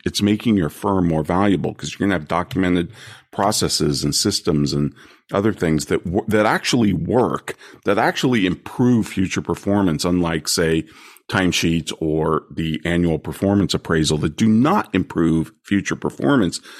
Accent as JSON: {"language": "English", "region": "California", "country": "United States", "said": "I'm from California"}